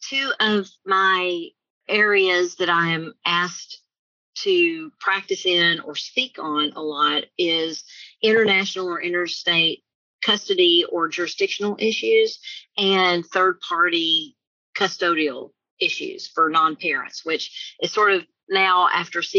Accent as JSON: {"language": "English", "town": "Mexia", "region": "Texas", "country": "United States", "tie": "born or raised there", "said": "I am a small town girl. I grew up in Mahia, Texas"}